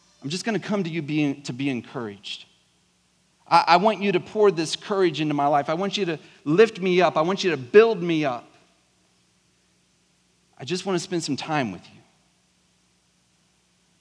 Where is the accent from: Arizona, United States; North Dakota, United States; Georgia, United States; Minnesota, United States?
Georgia, United States; South; accent: southern South Georgia; I grew up in South Georgia, so every now and then, like, my really southern South Georgia slang can come out